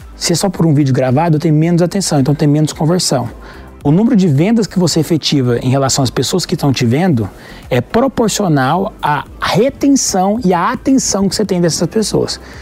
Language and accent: Portuguese; Goiânia, Goiás, Brazil; eu sou de Goiânia